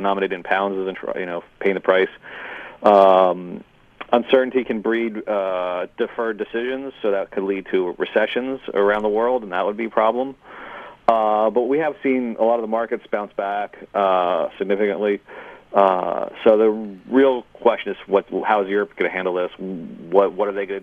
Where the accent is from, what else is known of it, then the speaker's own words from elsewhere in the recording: United States; moved away as an adult; also born or lived in California; now in Canada; I'm an American, and I'm now a Canadian as well